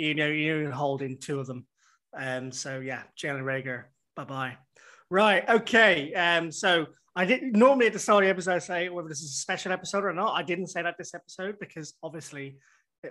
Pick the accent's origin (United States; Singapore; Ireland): Ireland; I'm Irish.